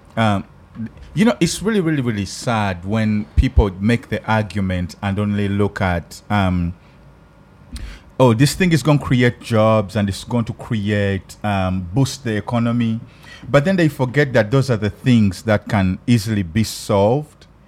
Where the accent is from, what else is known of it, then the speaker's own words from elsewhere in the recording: Uganda; accent: African; now in Los Angeles, United States; My African accent